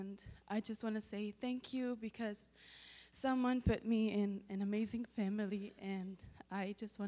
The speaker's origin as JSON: {"language": "English", "country": "Italy", "moved": "yes", "lives_now": "Tulsa, United States", "said": "when I first came here to Tulsa, church and religion was all very new to me because I come from Italy, and religion is seen in such a different way."}